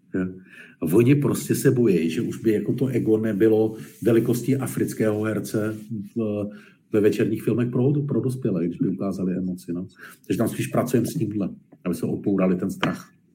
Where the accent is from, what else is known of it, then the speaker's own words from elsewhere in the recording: Czechia; also born or lived in Germany / Poland; my na tom samozřejmě nejsme, nebo bohužel nejsme moc šťastně jako Češi v té retorice